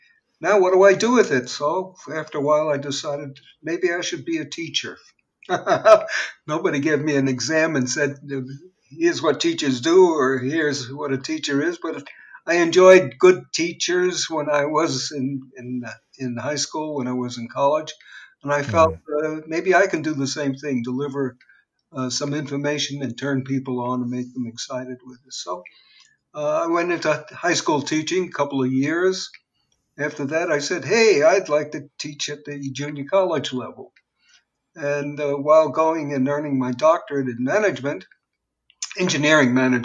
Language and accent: English; New York, United States; moved away as an adult; now in California, United States; was born and bred in New York and educated in New York, worked in New York. And all of a sudden, I became a transplant 3,500 miles away. I was in California now